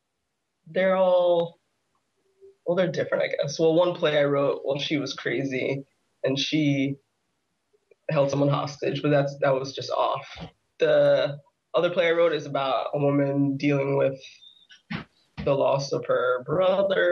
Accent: Florida, United States; moved away as an adult; now in New York, United States; I'm from Florida and I lived there most of my life

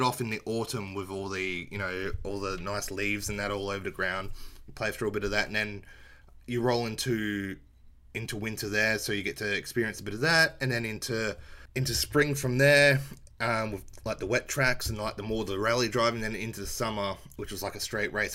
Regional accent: Australia; Being Australian and it being banned in my country

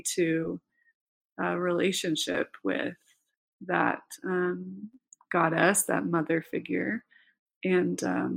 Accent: Idaho, United States; moved away; also born or lived in Provo, Utah; growing up in Idaho

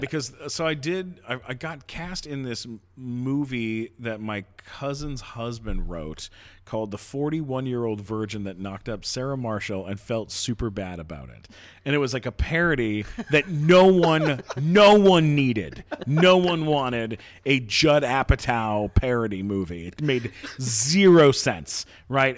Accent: London, Ontario, Canada; London, Ontario

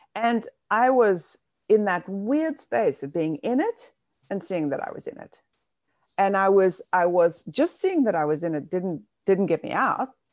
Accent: South Africa; now in New York City, United States; I grew up in South Africa, and that was apartheid South Africa

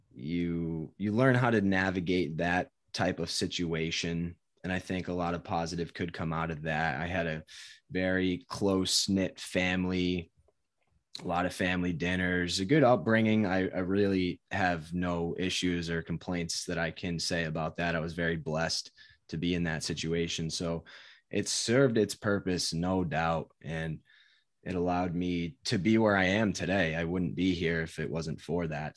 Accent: Connecticut, United States; moved away as an adult; also born or lived in Providence, Rhode Island; now in Massachusetts, United States; I grew up in Connecticut, and always lived in Connecticut until I went to college

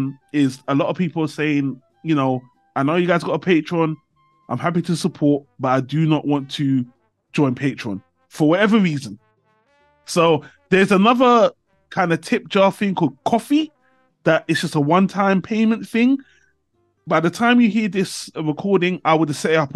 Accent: United Kingdom; I came back to my home country, UK

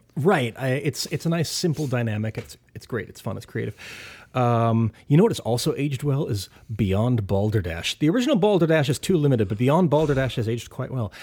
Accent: Ithaca, New York, United States; my hometown of Ithaca

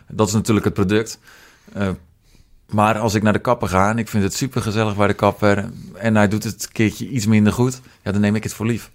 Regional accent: Netherlands; moved away as an adult; also born or lived in United States / Roosendaal; now in Etten-Leur, Netherlands; geboren in Amerika, opgegroeid in uh, eh, Lamuiden

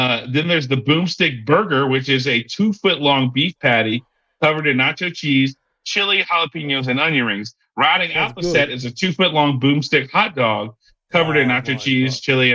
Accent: Texas, United States; It's here in my hometown.

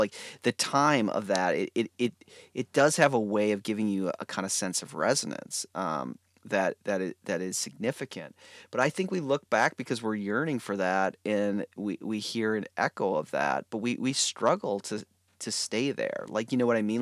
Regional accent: United States; as an American Protestant

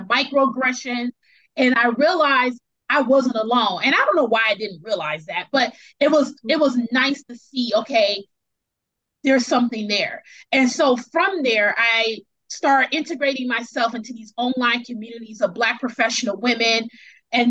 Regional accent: Milwaukee, Wisconsin, United States; moved away as an adult; now in Seattle, United States; So I'm originally from Wisconsin, which is in the middle of the United States. It's the Midwest. It's very conservative. I'm from Milwaukee, which is a city in Wisconsin

